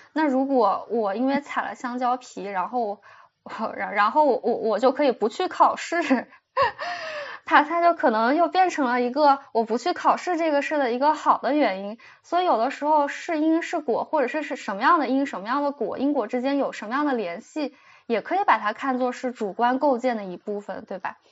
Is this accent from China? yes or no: yes; China; 我们中国人从小背的那很多诗词呀